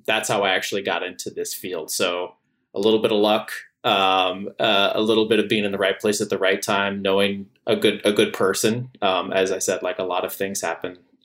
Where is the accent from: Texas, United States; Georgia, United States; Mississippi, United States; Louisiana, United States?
Texas, United States; San Antonio; moved away as an adult; also born or lived in Washington, D.C.; one of my good friends that I grew up with in San Antonio, Texas